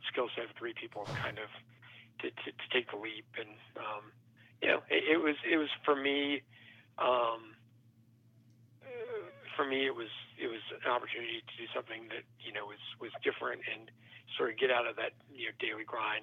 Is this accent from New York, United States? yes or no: no; Memphis, Tennessee, United States; I grew up in the suburbs of Memphis and, you know, born and raised